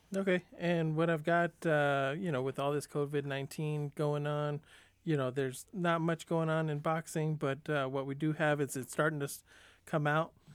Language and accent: English; San Diego, California, United States; growing up in San Diego, I was, you know, still a Dodger fan